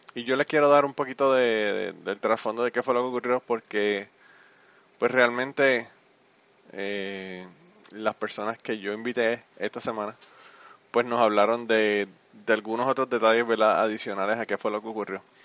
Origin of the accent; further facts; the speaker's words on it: Utuado, Puerto Rico; mi pueblo, mi pueblo de Utuado